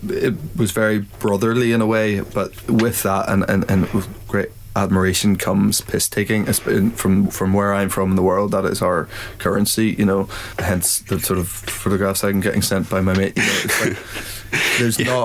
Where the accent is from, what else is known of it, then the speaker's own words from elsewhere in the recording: Ireland; And uh, I think something about both being Irish and uh, we maybe have a similar vein of, of things that we find funny and humor.